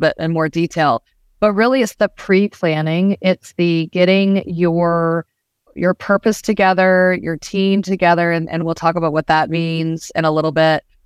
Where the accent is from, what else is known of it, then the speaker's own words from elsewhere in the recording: Georgia, United States; I grew up in the South